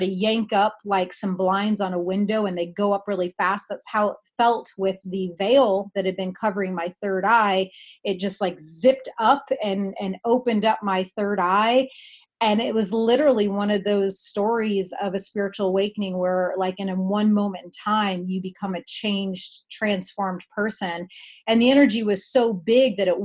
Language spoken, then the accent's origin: English; Indiana, United States; moved away; where I grew up in Indiana